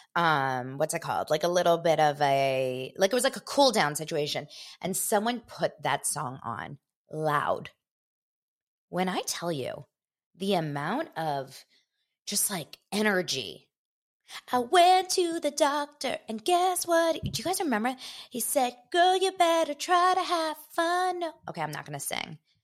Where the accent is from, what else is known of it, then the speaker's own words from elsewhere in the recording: Los Angeles, California, United States; I grew up here in Los Angeles.